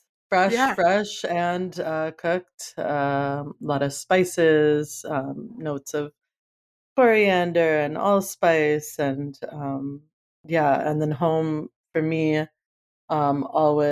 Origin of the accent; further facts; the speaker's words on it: East Coast, United States; moved away as an adult; now in Oakland, United States; growing up in the East Coast